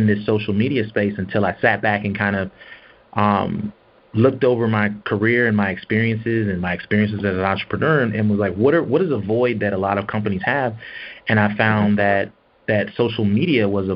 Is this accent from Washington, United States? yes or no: yes; Seattle, Washington, United States; also born or lived in Atlanta, Georgia; now in Texas, United States; I am originally from Seattle, Washington